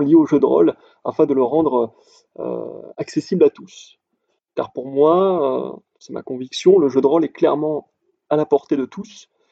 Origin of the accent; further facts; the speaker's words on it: Montpellier, Occitania, France; je suis originaire de Montpellier